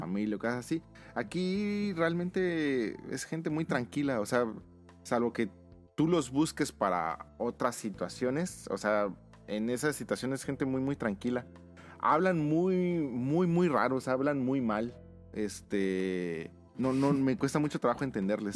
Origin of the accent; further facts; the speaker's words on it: Mexico; moved away as an adult; now in Japan; de México